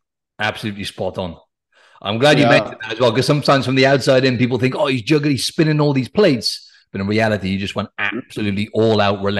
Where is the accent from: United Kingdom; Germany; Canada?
United Kingdom; South Wales; moved away; I'm from Wales. He's from South Wales as well, where I'm from back in the UK.